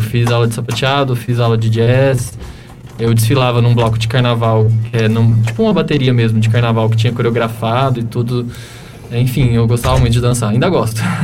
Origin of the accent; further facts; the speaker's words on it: Sacramento, Minas Gerais, Brazil; now in São Paulo, Brazil; eu nasci em Sacramento, Minas Gerais, é lá no interior, na divisa com, São, com o estado de São Paulo, uma cidadezinha de 25 mil habitantes, bem pequenininha